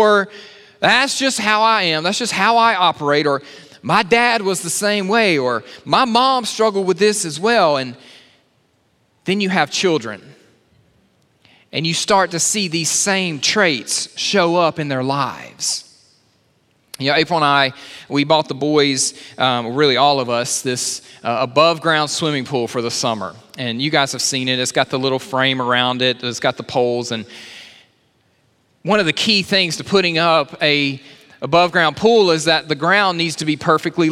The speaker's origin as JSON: {"language": "English", "region": "Alabama", "country": "United States", "said": "I'm from Alabama."}